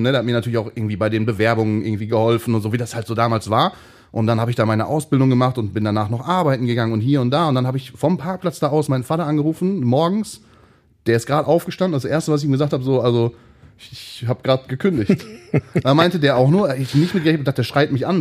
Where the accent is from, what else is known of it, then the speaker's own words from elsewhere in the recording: Hattingen, North Rhine-Westphalia, Germany; Wir kommen ja beide aus Hatting